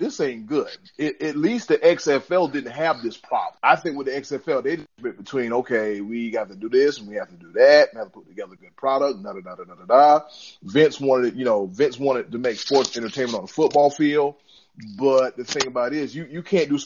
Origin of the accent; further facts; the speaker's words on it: South Carolina, United States; I'm from South Carolina